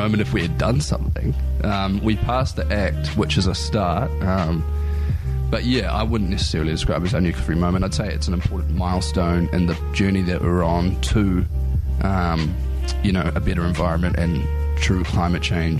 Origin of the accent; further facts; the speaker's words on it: Wellington, New Zealand; moved away as an adult; also born or lived in Rotorua; now in Dunedin, New Zealand; I was born in Rotorua, I spent my high school years in Wellington, and I came down here to study, and I've been living in Dunedin ever since.